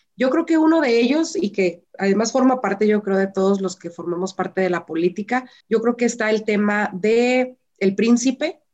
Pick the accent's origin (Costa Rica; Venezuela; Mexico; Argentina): Mexico; Las mujeres somos el motor de México